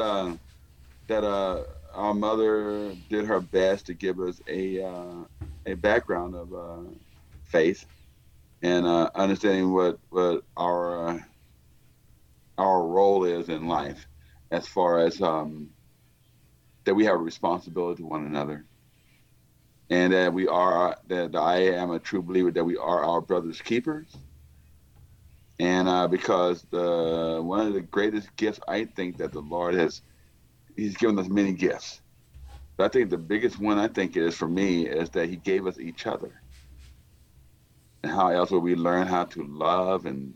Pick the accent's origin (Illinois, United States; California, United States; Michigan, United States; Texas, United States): Texas, United States; I was born and raised in Texas